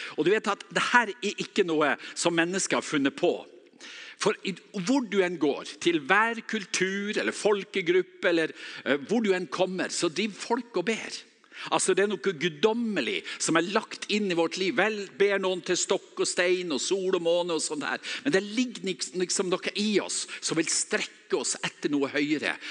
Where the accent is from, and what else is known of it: Northern Norway, Norway; accent: Northern Norwegian